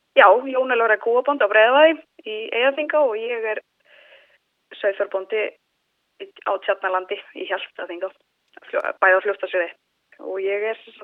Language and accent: Icelandic; Egilsstaðir, Eastern Region, Iceland; also born or lived in Reykjavík; Ég er frá Eilstöðum, uh, ólst upp á Eilstöðum